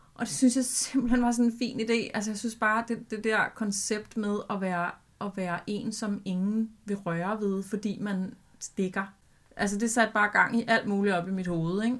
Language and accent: Danish; Albertslund, Capital Region of Denmark, Denmark; en ægte legeplads ude i Alberslund, hvor jeg voksede op